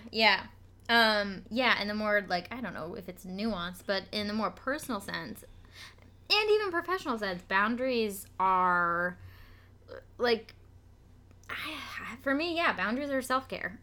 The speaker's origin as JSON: {"language": "English", "region": "Vermont", "country": "United States", "said": "I'm from Vermont"}